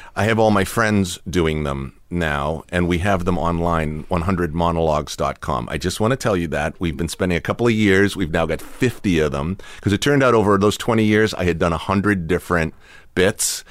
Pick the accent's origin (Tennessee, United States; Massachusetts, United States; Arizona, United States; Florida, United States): Massachusetts, United States; Watertown; now in Southern California, United States; in Watertown, where I was a little kid